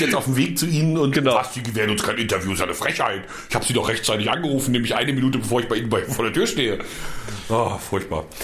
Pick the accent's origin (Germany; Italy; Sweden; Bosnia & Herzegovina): Germany; Brandenburg; Ich würde ja als Brandenburger mich nicht von, bloß weil die so viel mehr sind, würde ich ja nicht mir von denen sagen lassen, was ich machen muss.